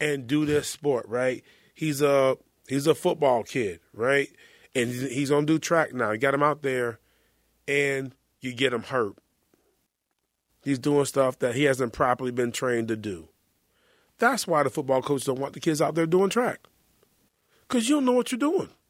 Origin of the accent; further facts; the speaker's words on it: North Carolina, United States; I'm from North Carolina.